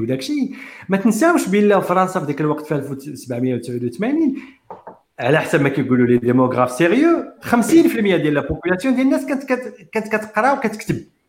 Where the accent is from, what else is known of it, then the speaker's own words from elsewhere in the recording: Morocco; انا مغربي